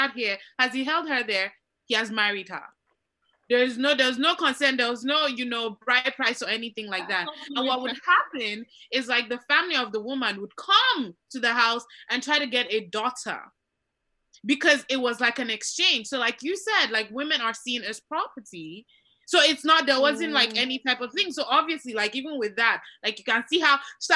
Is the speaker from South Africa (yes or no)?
no; Tiv, Benue, Nigeria; the history of like my people, right? Like I'm from Tiv, Benue State, Middle Belt.